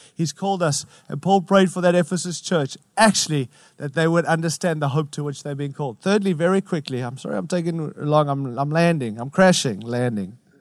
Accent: United States; as an American

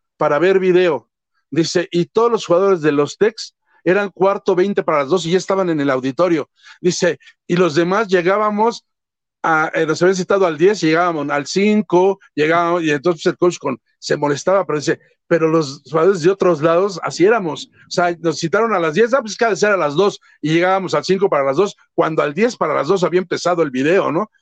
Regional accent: Mexico; así somos los mexicanos

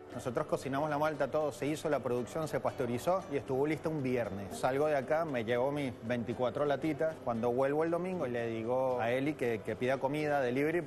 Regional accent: Venezuela; moved away as an adult; now in Buenos Aires, Argentina; nuestra ciudad capital

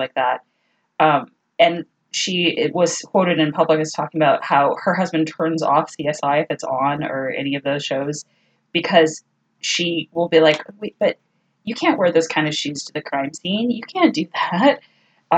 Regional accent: Texas, United States; we're from Texas

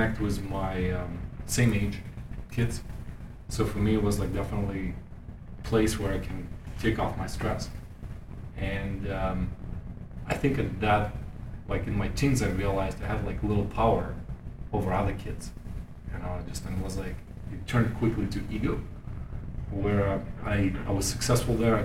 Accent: Germany; growing up in Germany with all the timelines and schedules

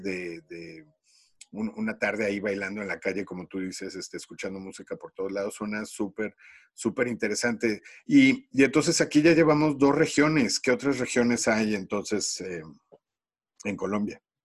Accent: Mexico City, Mexico; yo soy de la Ciudad de México

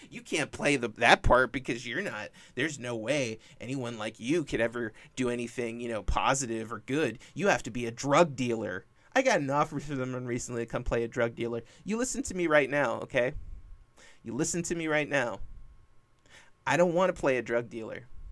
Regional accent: California, United States; born or raised there

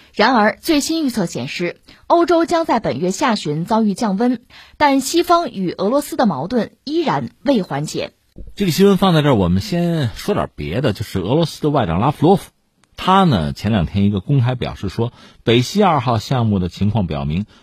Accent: China; 我们中国人

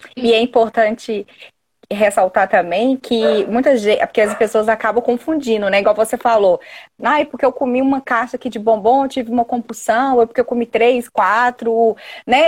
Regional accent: Belo Horizonte, Minas Gerais, Brazil; accent: mineiro; eu sou de Minas, sou aqui de BH

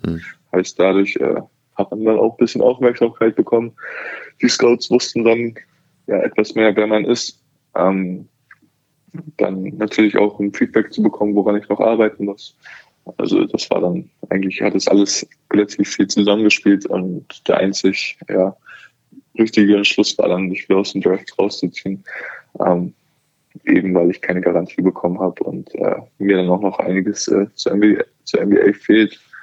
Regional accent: Hamburg, Germany; Hamburg meine Heimatstadt ist

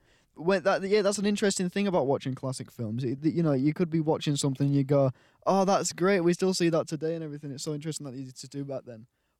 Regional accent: Cottingham, Yorkshire and the Humber, United Kingdom; I come from Cottingham, the biggest village in the UK.

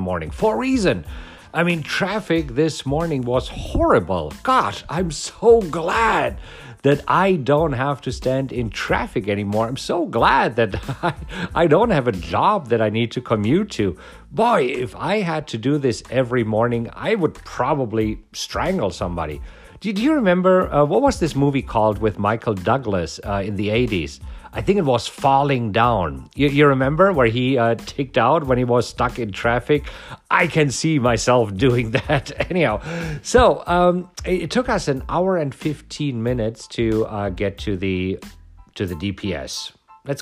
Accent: Germany; now in United States; I am from Germany. I did not grow up here.

